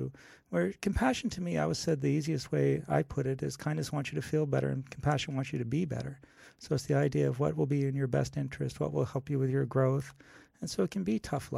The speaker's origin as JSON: {"language": "English", "country": "Canada", "moved": "yes", "lives_now": "Los Angeles, United States", "said": "I'm Canadian as opposed to American"}